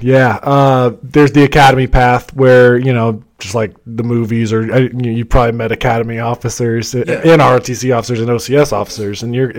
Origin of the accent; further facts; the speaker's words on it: St. Louis, Missouri, United States; also born or lived in Midwest; Yeah, born and raised in St. Louis, Missouri. Moved around the Midwest, and so the interesting part there is my dad was in the Navy.